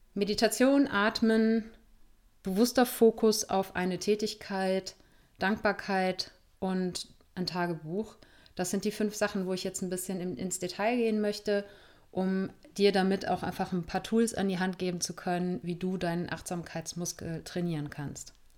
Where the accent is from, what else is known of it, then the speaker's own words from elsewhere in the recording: Germany; Wir sind hier in Deutschland, in Meckert-Deutschland aufgewachsen.